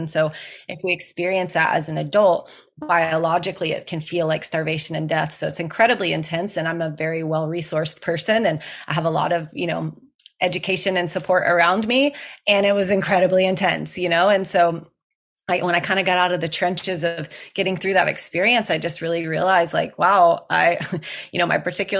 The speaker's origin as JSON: {"language": "English", "region": "Gulf Coast", "country": "United States", "tie": "born or raised there", "said": "I grew up around in the Gulf of Mexico, and I grew up around the ocean"}